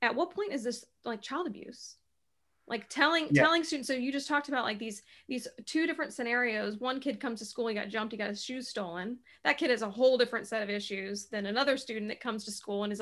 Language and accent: English; Charlotte, North Carolina, United States; moved away as an adult; now in Cleveland, United States; I used to live in Charlotte, North Carolina. I'm from Charlotte and we moved to Cleveland, Ohio